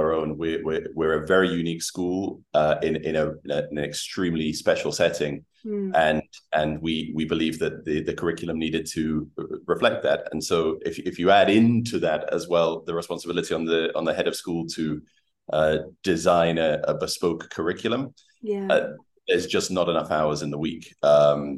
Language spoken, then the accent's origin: English; York, Yorkshire and the Humber, United Kingdom; moved away as an adult; now in Uruguay; I'm actually originally from the United Kingdom, from York. I've been living in Uruguay for 7 years now